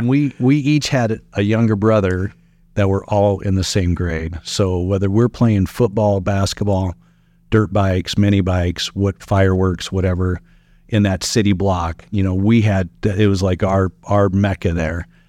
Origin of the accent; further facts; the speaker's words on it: Sutton, Nebraska, United States; also born or lived in Meade, Nebraska / Fremont, Nebraska / Hastings, Nebraska; my living in Sutton and calling that my hometown